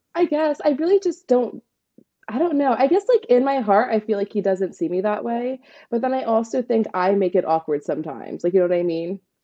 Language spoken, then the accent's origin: English; New York City, New York, United States; I'm from Staten Island, New York